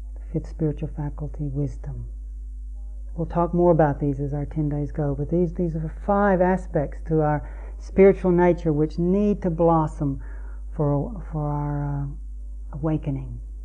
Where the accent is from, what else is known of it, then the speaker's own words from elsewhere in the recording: Lake Chickamauga, Tennessee, United States; I grew up on Lake Chickamauga